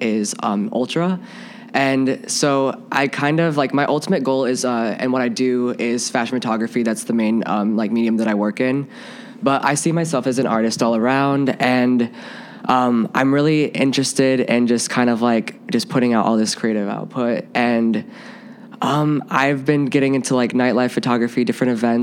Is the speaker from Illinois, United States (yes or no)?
no; Iowa City, Iowa, United States; moved away as an adult; now in Chicago, United States; I'm from Iowa City, and so it's a University of Iowa's there